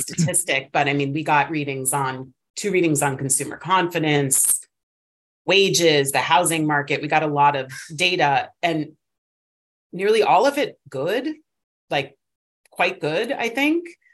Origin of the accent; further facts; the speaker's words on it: East Coast, United States; moved away as an adult; now in California, United States; obviously I'm from the East Coast, grew up there. I've only been in California for eight years